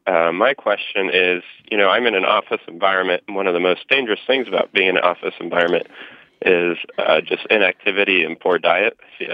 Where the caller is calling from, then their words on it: Indianapolis, Indiana, United States; I'm calling from Indianapolis, Indiana.